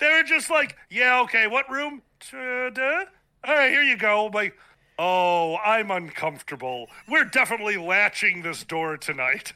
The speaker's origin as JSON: {"language": "English", "town": "Chicago", "region": "Illinois", "country": "United States", "tie": "born or raised there", "said": "down on the south side of Chicago, born and raised. I'm still here."}